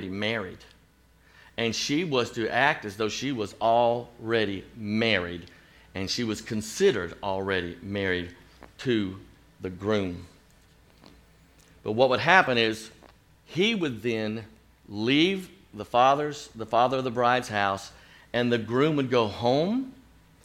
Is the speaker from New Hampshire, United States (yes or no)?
no; Chattanooga, Tennessee, United States; also born or lived in Chicago; my hometown of Chattanooga, Tennessee